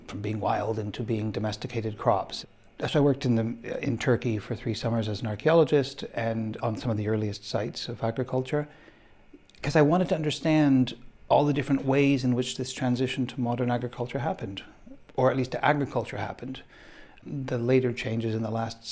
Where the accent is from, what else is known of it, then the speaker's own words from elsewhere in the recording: Canada; moved away; I'm Canadian